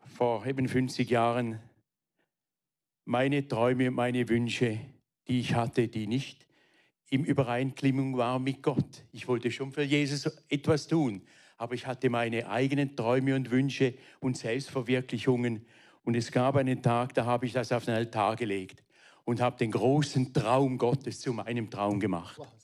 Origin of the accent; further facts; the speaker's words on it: Weinfelden, Thurgau, Switzerland; also born or lived in Frauenfeld; Ich bin aufgewachsen in Weinfelden